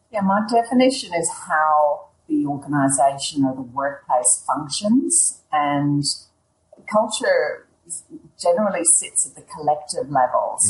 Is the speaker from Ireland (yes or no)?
yes; Ireland; also born or lived in England; now in Melbourne, Australia; I grew up in Ireland, as you might guess from my accent, but I moved to England, and then in the 1994, I moved to Australia, where I currently live.